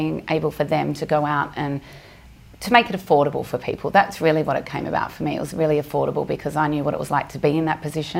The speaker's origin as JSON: {"language": "English", "town": "Melbourne", "region": "Victoria", "country": "Australia", "moved": "as an adult", "lives_now": "Dubai, United Arab Emirates", "said": "I'm from Australia, from Melbourne. I came to Dubai when I was 26."}